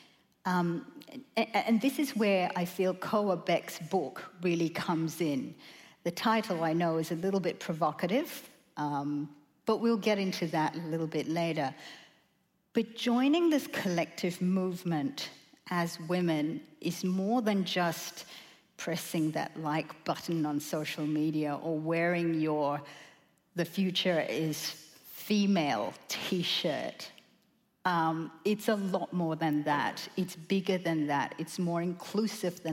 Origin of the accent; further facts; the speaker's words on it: Australia; we as Australian women